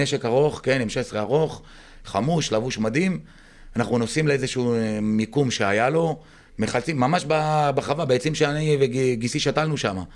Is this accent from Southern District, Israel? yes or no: yes; Patish, Southern District, Israel; also born or lived in Moshav Maslul; now in Maslul, Israel; אני נולדתי וגדלתי במושב פטיש